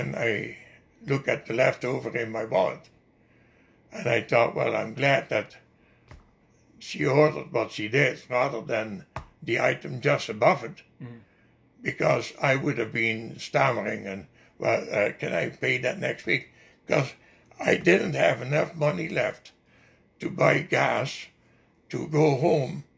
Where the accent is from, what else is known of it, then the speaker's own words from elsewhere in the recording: Netherlands; English is a second language; moved away as an adult; also born or lived in Winnipeg, Canada / Ontario, Canada; now in Canada; Only 20 clicks away from my hometown